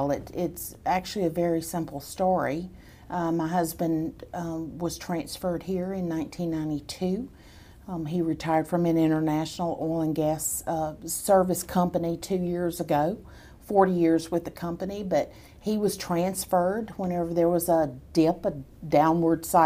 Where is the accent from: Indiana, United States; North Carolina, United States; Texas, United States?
Texas, United States; Killeen; born there; And so I was uh, I was born in Killeen.